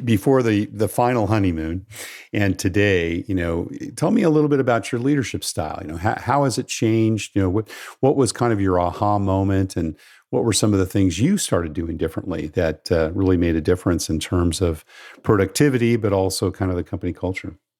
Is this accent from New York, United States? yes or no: no; California, United States; My home state of California